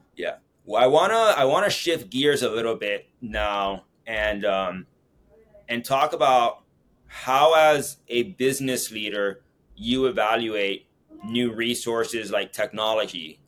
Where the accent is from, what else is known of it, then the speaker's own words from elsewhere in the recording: Miami, Florida, United States; my hometown, Miami